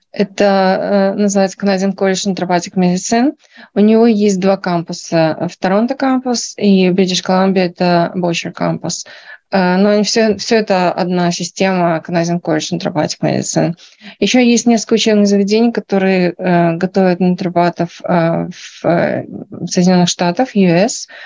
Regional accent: Belarus; Я врач из Беларуси. И здесь я прошла полную программу переподготовки на натропатик доктора.

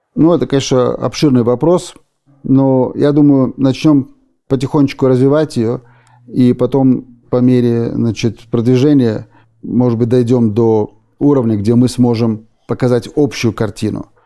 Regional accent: Berlin, Germany; moved away as an adult; also born or lived in Odesa, Ukraine / Israel; now in United States; И мы попали в Германию, в Берлине, где я прожил почти 30 лет. И там я вырос

